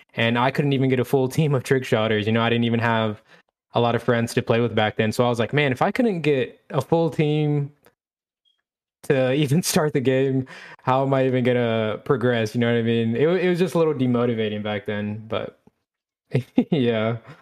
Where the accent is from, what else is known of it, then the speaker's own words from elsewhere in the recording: Killeen, Texas, United States; I am from Killeen, Texas